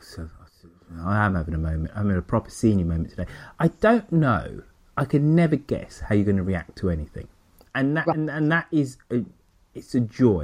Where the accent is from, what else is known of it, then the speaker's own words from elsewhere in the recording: England, United Kingdom; I'm English